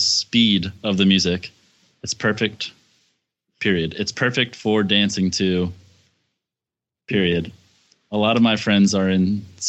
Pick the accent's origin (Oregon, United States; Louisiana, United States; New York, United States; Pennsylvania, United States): Pennsylvania, United States; I'm from Pennsylvania.